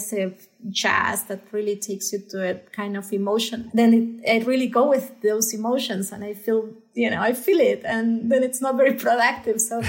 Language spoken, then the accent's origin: English; Buenos Aires, Argentina; moved away as an adult; now in Los Angeles, United States; growing up in Argentina